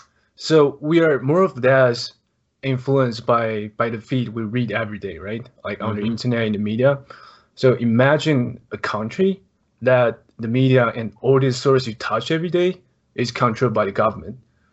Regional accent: Taiwan; English is a second language; I'm from Taiwan. I'm a Blazers fan as well, because of Austin.

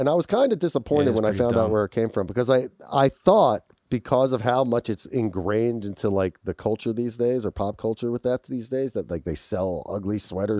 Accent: Philadelphia, Pennsylvania, United States; I grew up in Philadelphia. We had a fireplace.

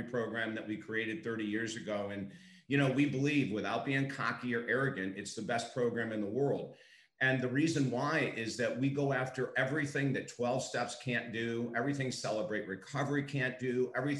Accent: Syracuse, New York, United States; now in Florida, United States; I was raised in Syracuse, New York, where we actually had cellars. I live in Florida

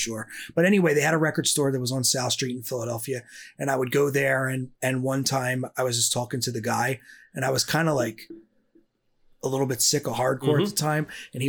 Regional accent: Augsburg, Bavaria, Germany; born there; I was born in Augsburg, Germany.

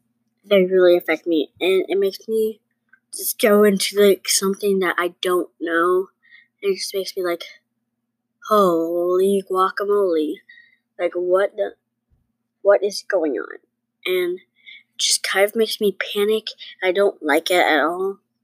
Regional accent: New York, United States; Well, I'm not even from here. I'm from New York.

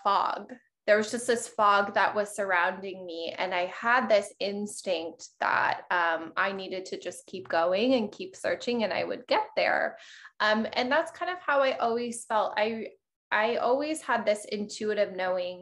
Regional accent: Colorado, United States; moved away as an adult; now in Miami, United States; I actually grew up in Colorado.

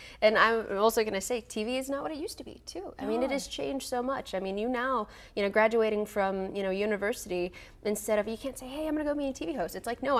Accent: Grand Prairie, Texas, United States; also born or lived in San Antonio; I'm from Grand Prairie. Like, I'm originally from North Texas, and a lot of people think I'm from San Antonio.

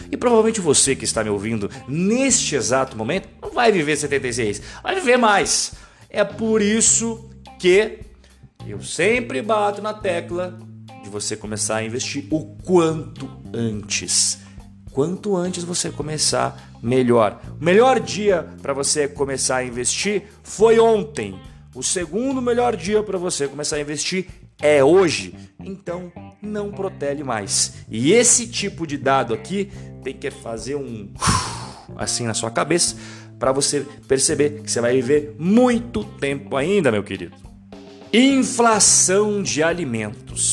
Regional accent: Brazil; sou brasileiro, é óbvio

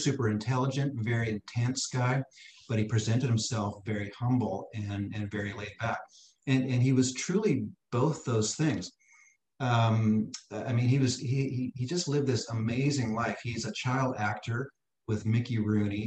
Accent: Canada; moved away; I grew up in Canada.

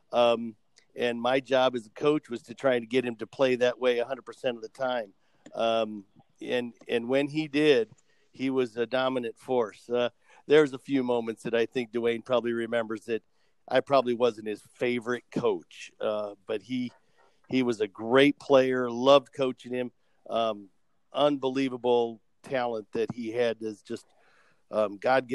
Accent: Iowa, United States; I was born and raised in Iowa

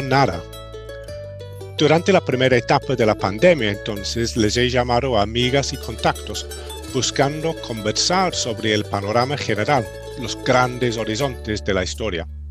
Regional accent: United Kingdom; moved away; sigo siendo yo también extranjero, británico, gringo.

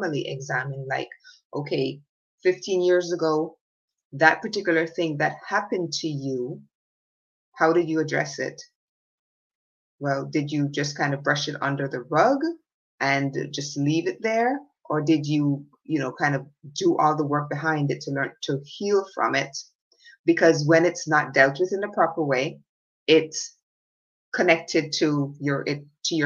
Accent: Jamaica; When I was a little girl growing up in Jamaica

